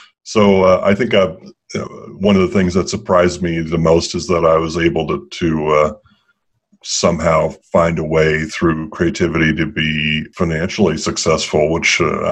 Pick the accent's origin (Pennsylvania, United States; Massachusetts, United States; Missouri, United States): Massachusetts, United States; a lot of my upbringing, I was raised on the East Coast in Massachusetts.